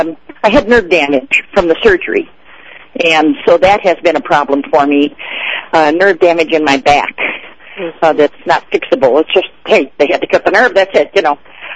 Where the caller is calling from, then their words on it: Mammoth Lakes, California, United States; I'm crawling from Mammoth Lakes, which is at 8,000 feet in the Sierras in California.